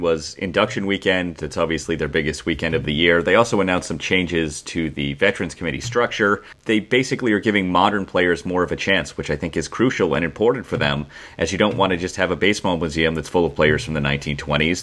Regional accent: Boston, Massachusetts, United States; I grew up in Boston

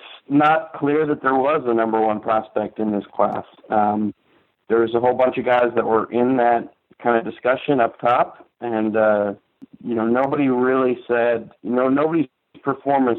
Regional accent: tri-state area, United States; I grew up in the Tri-State area during the Yankees dynasty

